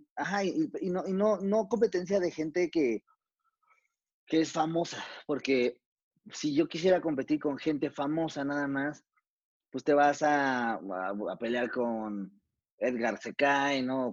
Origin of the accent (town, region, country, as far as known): Mexico